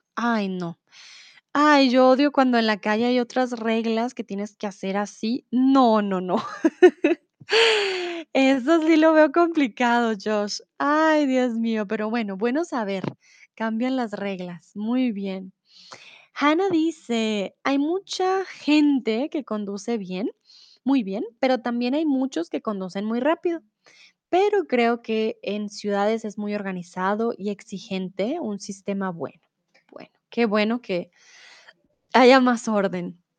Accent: Bogotá, Colombia; first language Spanish; moved away as an adult; also born or lived in Mexico; now in Germany; yo también tengo problemas de respiración y eso que viví toda mi vida en Bogotá, yo, pues yo soy de Bogotá

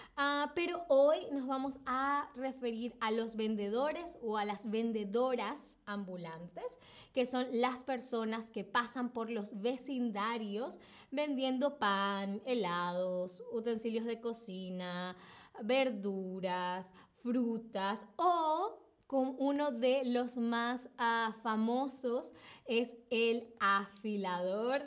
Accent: Venezuela; en a Venezuela, de donde vengo yo

